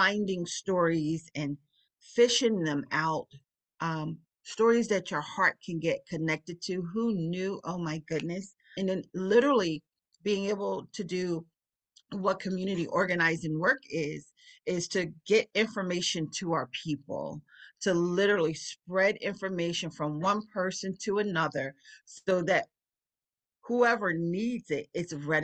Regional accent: Philadelphia, Pennsylvania, United States; I'm born and raised on East Rittenhouse Street

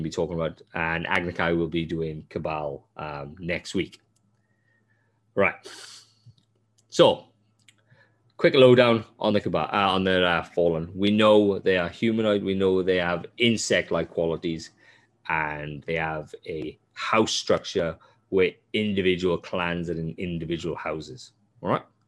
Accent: Wales, United Kingdom; moved away; I love Wales, and I am Welsh, I love Wales

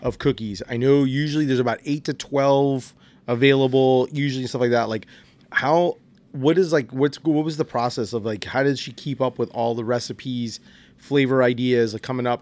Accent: New Jersey, United States; I'm from North Jersey as well

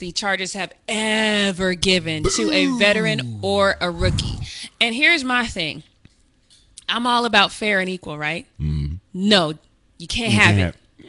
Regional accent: Denver, Colorado, United States; being that I'm from Denver

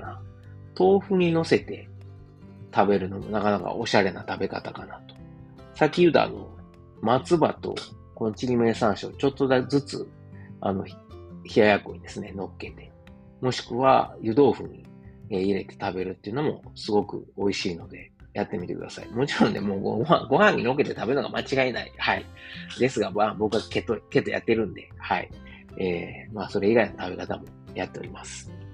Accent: Osaka, Japan; moved away as an adult; now in Germany; 自分の実家であるですね、駒川あずまや、はい、親父とおかんがやってる、えー、大阪駒川いうところ

